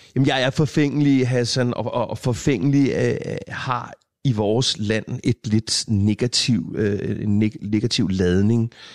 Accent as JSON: {"language": "Danish", "town": "Hørsholm", "region": "Capital Region of Denmark", "country": "Denmark", "tie": "born or raised there", "said": "på Mågevej her i Hørsholm, hvor, hvor, jeg, hvor vi boede der, i den periode"}